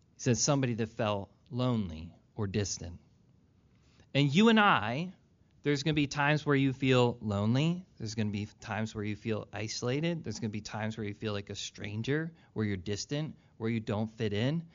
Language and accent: English; Philadelphia, Pennsylvania, United States; I was born in Philly